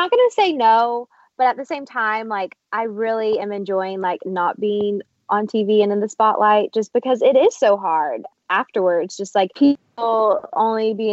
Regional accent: Tennessee, United States; moved away as an adult; also born or lived in the South; now in Los Angeles, United States; this is nothing like my small town in Tennessee

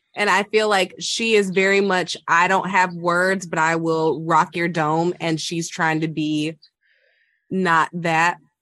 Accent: the South, United States; I am from the South

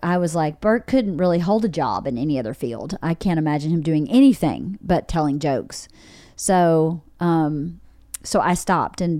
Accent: rural Georgia, United States; moved away; I grew up in my hometown's 1,800 people, really small, rural Georgia.

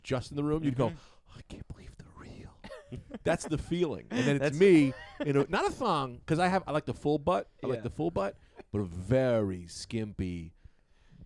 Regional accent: United States; I'm clearly American. I was born here

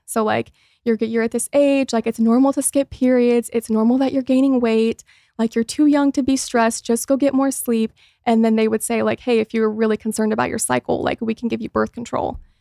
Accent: Mooresville, Indiana, United States; moved away as an adult; also born or lived in Los Angeles; now in Indiana, United States; growing up in Mooresville, Indiana, which is a super small town

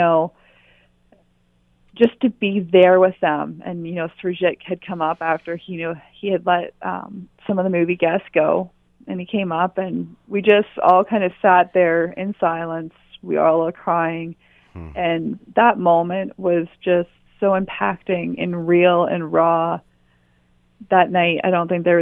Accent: Perth County, Ontario, Canada; I grew up in Perth County

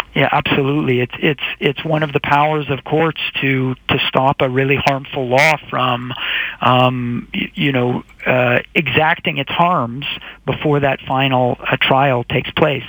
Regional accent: Canada; as Canadian citizens

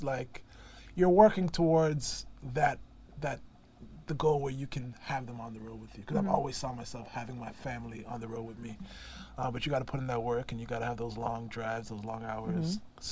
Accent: Brampton, Ontario, Canada; also born or lived in Toronto; born originally Brampton, Ontario, which is about 30 minutes outside of Toronto, which is called the Greater Toronto Area. And that's my home

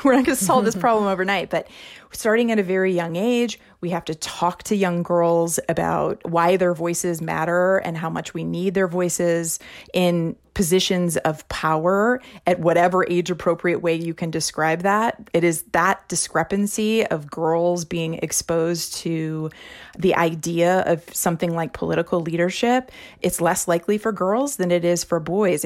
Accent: Missouri, United States; Missouri is my home state.

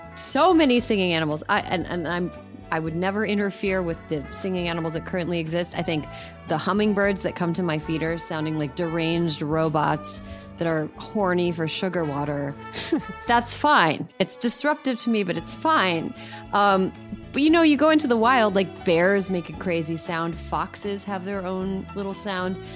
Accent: Wisconsin, United States; my home state and embarrassing place to be from, Wisconsin

